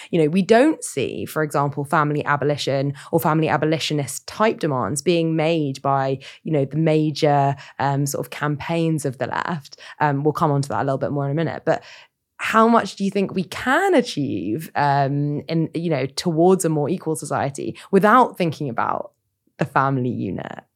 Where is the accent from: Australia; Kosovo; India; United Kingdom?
United Kingdom; Sutton, London; I grew up in Sutton